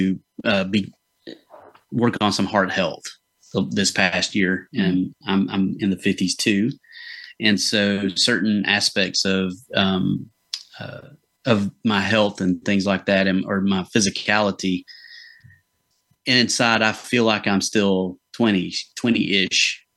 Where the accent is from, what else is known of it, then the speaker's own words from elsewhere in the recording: Georgia, United States; I'm from Georgia